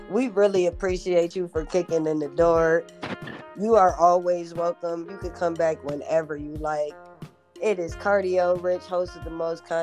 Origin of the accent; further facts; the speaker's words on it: New Orleans, Louisiana, United States; now in Atlanta, United States; I'm from New Orleans.